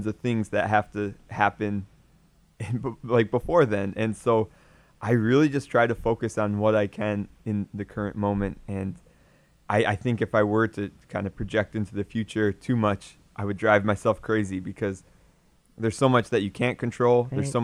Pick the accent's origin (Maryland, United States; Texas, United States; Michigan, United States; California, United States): Michigan, United States; I'm from Michigan, so ice hockey's popular. So I played hockey growing up